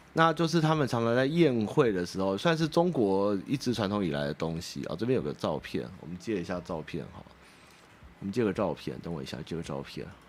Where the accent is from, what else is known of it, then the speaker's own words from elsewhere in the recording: Wanhua, Taipei, Taiwan; 我老家在万华